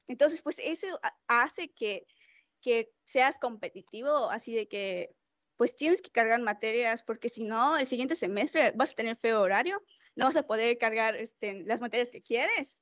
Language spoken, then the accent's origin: Spanish; Mérida, Yucatán, Mexico; Tengo veintidós años, soy de Mérida, Yucatán.